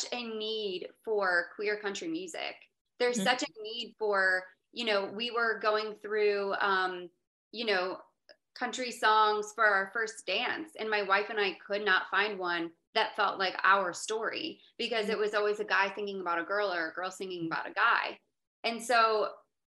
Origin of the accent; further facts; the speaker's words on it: Florida, United States; I'm from Florida.